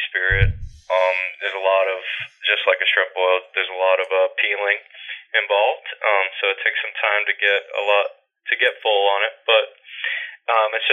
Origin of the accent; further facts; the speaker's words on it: Mississippi, United States; now in New York, United States; I grew up in Mississippi